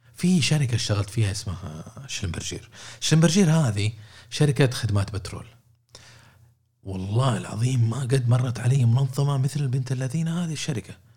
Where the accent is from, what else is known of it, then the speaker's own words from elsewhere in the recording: Saudi Arabia; عندنا في السعوديه